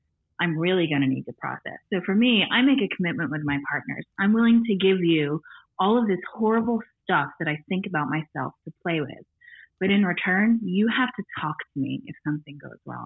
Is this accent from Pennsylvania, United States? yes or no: no; Northern Maine, United States; I grew up in Northern Maine where there's not a lot to do but read.